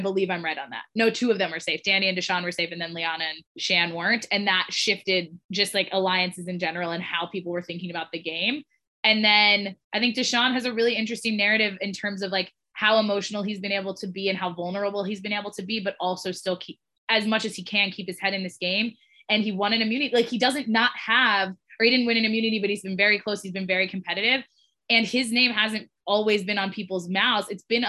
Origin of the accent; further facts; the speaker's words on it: New York, United States; I'm like from Long Island, Nick.